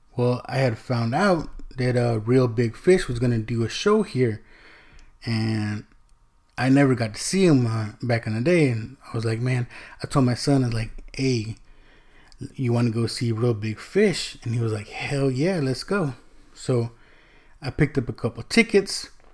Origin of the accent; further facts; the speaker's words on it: Texas, United States; also born or lived in California; My mom remarried. We moved from California to, to Texas, right? So my dad's in, in California, we're in Texas. So I really didn't grow up with my sisters